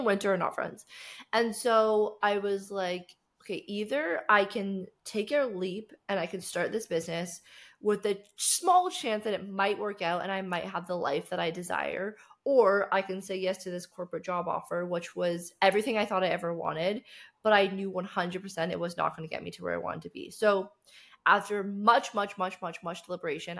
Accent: Canada; moved away as an adult; now in Cape Town, South Africa; So I grew up in Canada and I grew up in a very small town

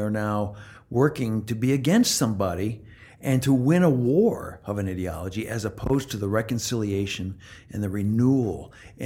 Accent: Midwest, United States; also born or lived in Canada; I'm from the Midwest and Canada before

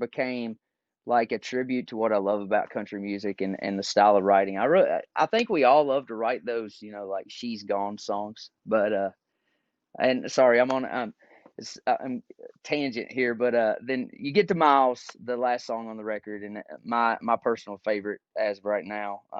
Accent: Caneyville, Kentucky, United States; moved away as an adult; now in Nashville, United States; growing up in Caneyville, Kentucky.

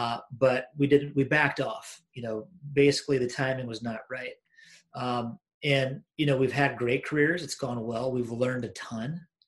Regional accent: Washington, United States; moved away as an adult; also born or lived in Iowa / Kansas City / Chicago; now in Minneapolis, United States; I was born in Iowa, and then I grew up in Washington State. So I spent basically sixth grade until I graduated high school in Washington State, then went to college at the University of Kansas, lived in KC for just under 4 years after school, moved to Chicago

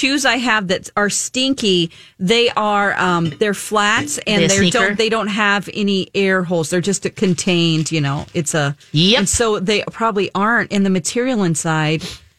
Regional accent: the South, United States; moved away; I'm from the South.

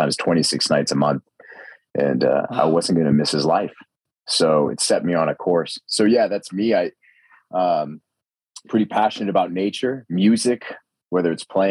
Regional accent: Maine, United States; moved away as an adult; now in Austin, United States; I've been born and raised in Maine

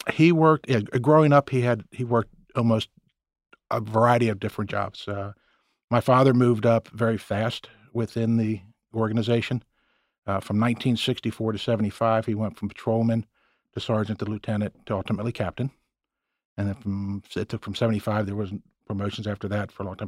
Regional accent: Cincinnati, Ohio, United States; born and raised in Cincinnati. Been here most of my life

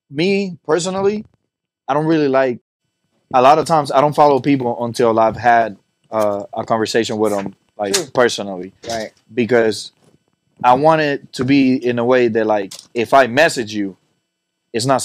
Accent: Puerto Rico; also born or lived in Miami; now in Las Vegas, United States; I'm I'm from Puerto Rico originally, but represent. Then I lived then I lived in Miami and a bunch of other places.

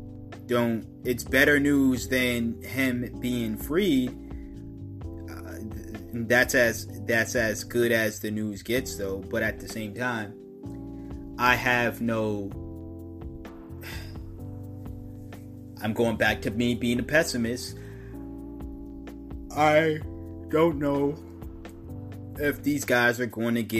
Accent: United States; I'm an American, and us Americans

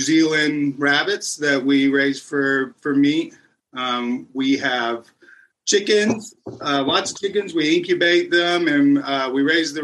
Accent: Lakeland, Florida, United States; I grew up in Lakeland, which is about 30 minutes away from here.

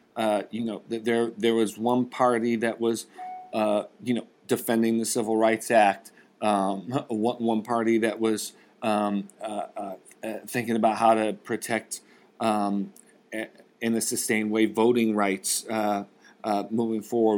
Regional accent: Rust Belt, United States; I grew up in the Rust Belt

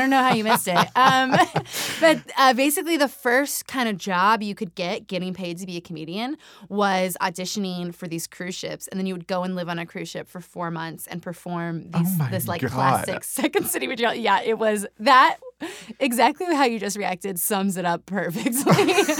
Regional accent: New Mexico, United States; also born or lived in Nevada / California / Colorado / Utah; I grew up, so I'm from New Mexico, but the addendum to that is that I'm from almost every state in the Southwest.

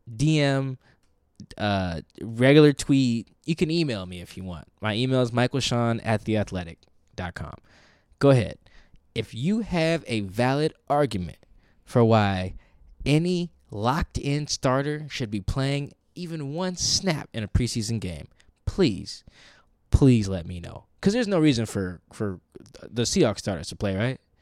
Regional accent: Seattle, Washington, United States; we're both from Seattle

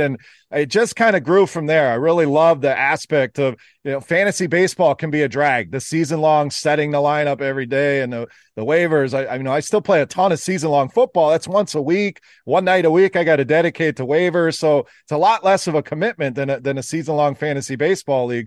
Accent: Wisconsin, United States; now in Michigan, United States; I, I actually live in the Michigan area, born and raised in Wisconsin, so still a cheesehead

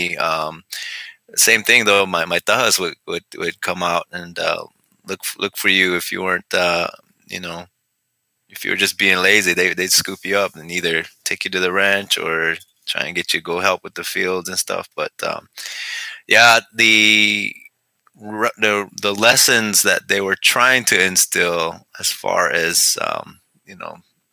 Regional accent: Second Mesa, Arizona, United States; moved away as an adult; also born or lived in the valley (Phoenix area), Arizona; now in the valley, United States; But I'm from Sapalovi and Second Mesa, and born and raised out there in Hopi. But the last 9-10 years we've been living down here in the valley

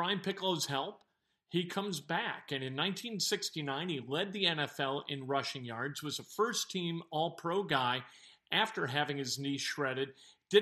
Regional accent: Chicago, Illinois, United States; growing up in North Suburban Chicago

